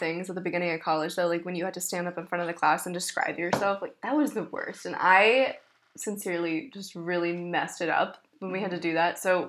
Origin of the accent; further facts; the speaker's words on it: Texas, United States; moved away as an adult; now in Pittsburgh, United States; No, I'm from Texas.